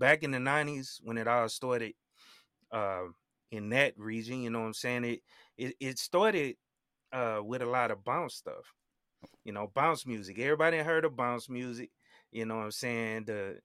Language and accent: English; Baton Rouge, Louisiana, United States; I grew up in Baton Rouge